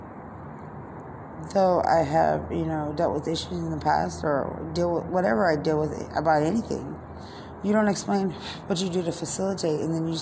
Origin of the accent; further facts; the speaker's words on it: San Antonio, Texas, United States; growing up in San Antonio